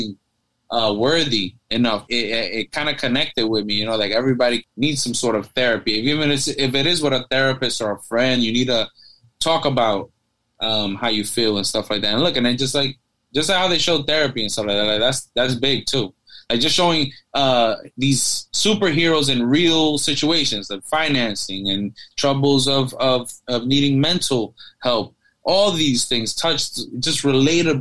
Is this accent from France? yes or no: no; New York, United States; when I grew up in New York